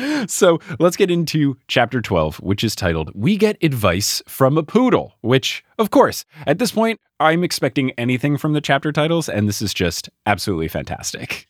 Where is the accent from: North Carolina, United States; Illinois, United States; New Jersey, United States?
New Jersey, United States; when I was growing up in New Jersey, we'd go down the Jersey Shore all the time in the summers